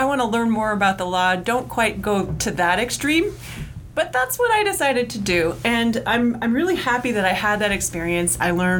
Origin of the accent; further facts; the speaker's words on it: Chicago, Illinois, United States; moved away as an adult; now in Seattle, United States; I am a Chicago girl, born and bred, but I found myself here in Seattle about 19 years ago